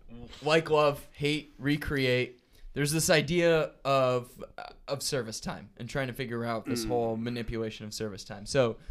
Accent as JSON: {"language": "English", "town": "Roscoe", "region": "Illinois", "country": "United States", "tie": "born or raised there", "said": "I grew up in the Rockford area, so we were far too behind the times."}